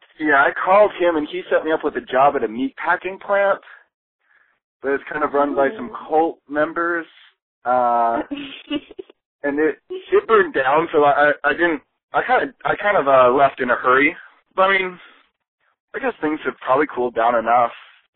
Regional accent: Oregon, United States; I'm from Oregon. That's pretty much all we do out here, out there.

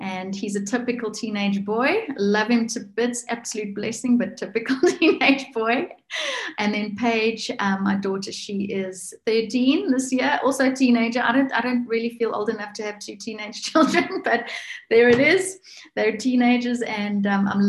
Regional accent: South Africa; also born or lived in north of South Africa; now in Alberton, South Africa; I'm from South Africa

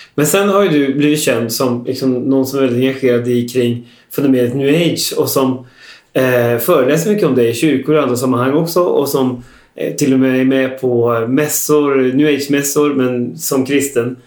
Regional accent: Västergötland, Västra Götaland, Sweden; jag är själv från Västergötland

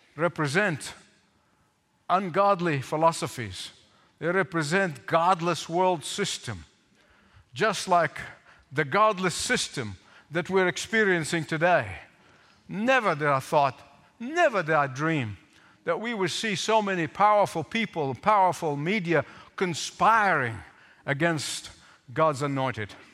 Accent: Egypt; growing up in Egypt

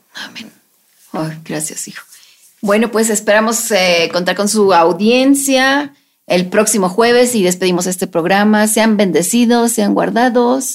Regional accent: Mexico

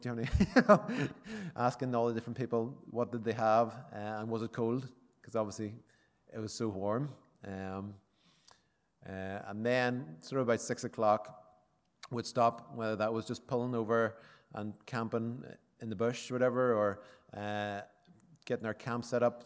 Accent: County Armagh, Northern Ireland, United Kingdom; I'm from County Armagh

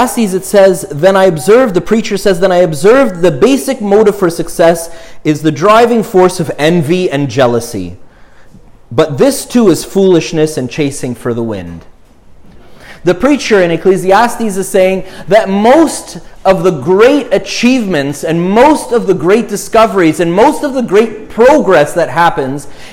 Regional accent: Montreal, Quebec, Canada; We lived in Montreal, in the suburbs, in an more anglophone suburb

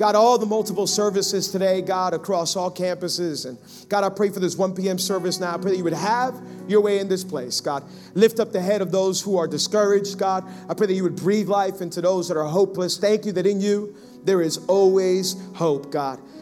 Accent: Hialeah, Florida, United States; I grew up in Hialeah

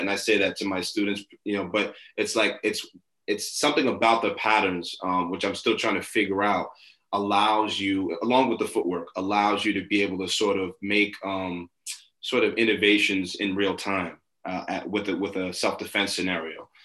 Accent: New York City, New York, United States; I grew up in Brooklyn in New York.

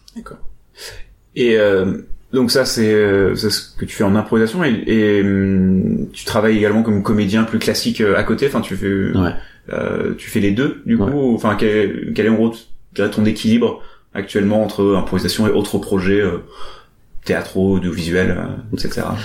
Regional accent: Montreal, Quebec, Canada; Je suis montréalais d'origine, donc je suis un Québécois pur laine.

